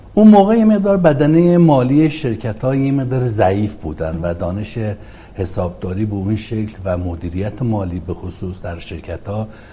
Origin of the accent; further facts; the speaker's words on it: Marand, East Azerbaijan, Iran; moved away; also born or lived in Ahvaz / Tehran; اهل شهرستان مرند از توابع استان آذربایجان شرقی